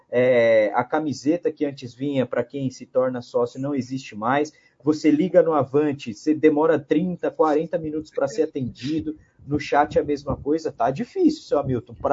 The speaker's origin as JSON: {"language": "Portuguese", "region": "Pernambuco", "country": "Brazil", "said": "imagina eu que sou de Pernambuco, tenho um filho de 4 anos e pensava em levar ele aí no próximo ano"}